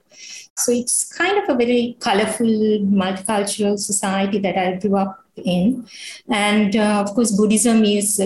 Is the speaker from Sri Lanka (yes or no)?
yes; Sri Lanka; moved away as an adult; also born or lived in Cambodia / North Korea / Laos; So I was born here in Sri Lanka. I've lived most of my life here.